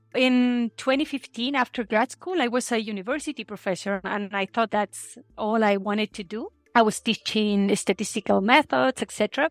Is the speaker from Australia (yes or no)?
no; Chile; moved away as an adult; also born or lived in Santiago, Chile / Constitución, Chile / Seattle, United States; I grew up in Chile